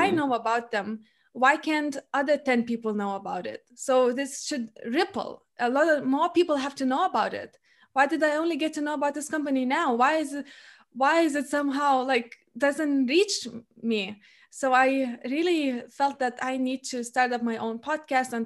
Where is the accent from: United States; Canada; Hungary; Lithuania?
Lithuania; I come from a family which was in and still is in a small Lithuanian town. So I come from the Baltic country